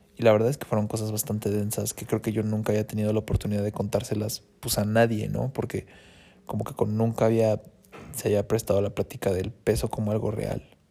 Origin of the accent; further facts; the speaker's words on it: Mexico City, Mexico; moved away as an adult; also born or lived in Monterrey / Toronto; Yo soy de Ciudad de México. O sea, mi lugar está pues aquí, con los chilangos, porque yo soy de aquí